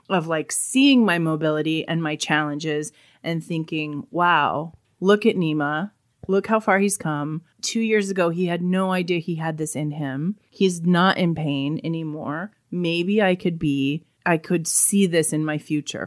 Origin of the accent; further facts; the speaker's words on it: Colorado, United States; I grew up in Colorado